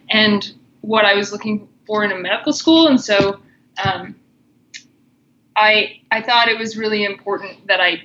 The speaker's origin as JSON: {"language": "English", "region": "Missouri", "country": "United States", "tie": "born or raised there", "moved": "as an adult", "lives_now": "Colorado, United States", "said": "I grew up in Missouri, and then I've been out in Colorado for 6 years."}